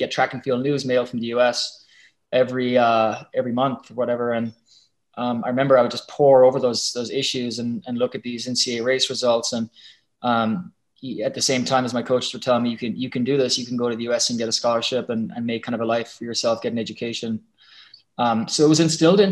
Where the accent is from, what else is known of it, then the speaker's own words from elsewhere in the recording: Munster, Ireland; moved away; ran with my club out near my hometown